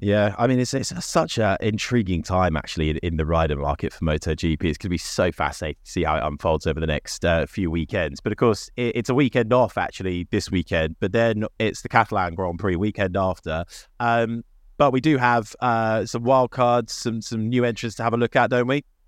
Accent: United Kingdom; We're British

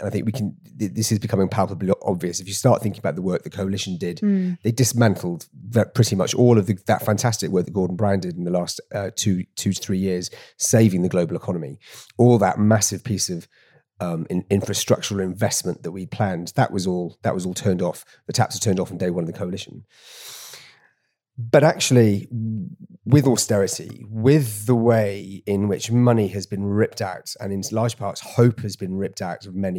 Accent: Torfaen, Wales, United Kingdom; So, like I said, I grew up in Torvine. And unless my stats are failing me, Torvine registered the second highest Leave vote in Wales.

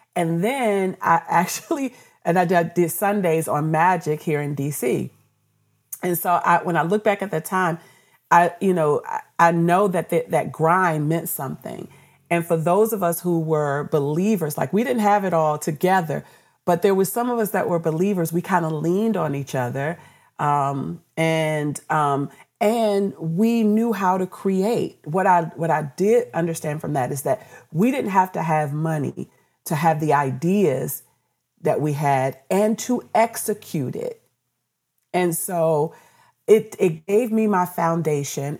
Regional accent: Washington, District of Columbia, United States; also born or lived in Baltimore; D C, which is my hometown where I grew up

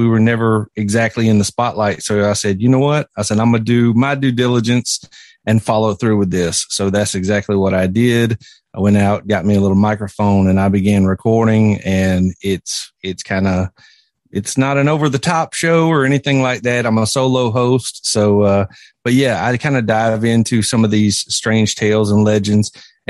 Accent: South Carolina, United States; Well, like you said … I was born and raised right here in South Carolina and grew up in a small town.

